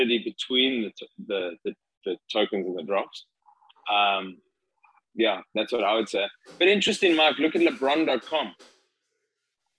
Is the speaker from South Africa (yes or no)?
yes; Durban, KwaZulu-Natal, South Africa; moved away as an adult; also born or lived in Cape Town; now in Los Angeles, United States; I grew up in Durban and then I was in Cape Town after school.